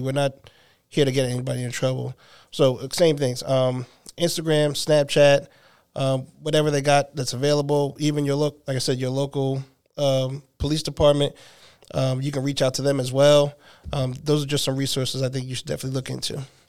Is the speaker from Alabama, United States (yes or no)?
no; New Jersey, United States; now in Nashville, United States; I'm originally from New Jersey, and I've been here for three years.